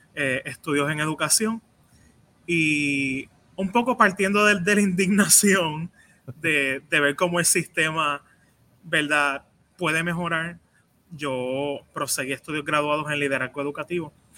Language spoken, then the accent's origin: Spanish; San Juan, Puerto Rico; nací en Llores Torres